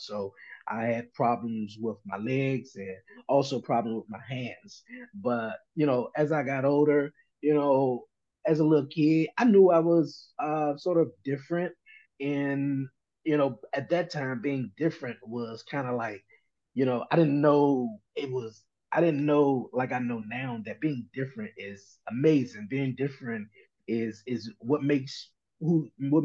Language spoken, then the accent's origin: English; Washington, District of Columbia, United States; I'm from Washington, D.C., born and raised here all my life